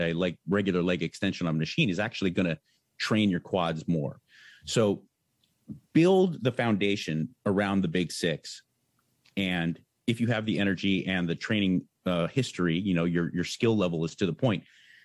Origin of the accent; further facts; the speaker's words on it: San Marino, California, United States; Went to Brignoli's Fitness in Pasadena, California, because I grew up in San Marino.